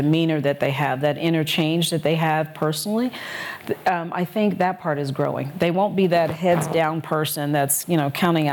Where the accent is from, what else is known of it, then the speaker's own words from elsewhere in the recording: Detroit, Michigan, United States; moved away as an adult; also born or lived in Colorado; now in Chicago, United States; I'm from Detroit, Michigan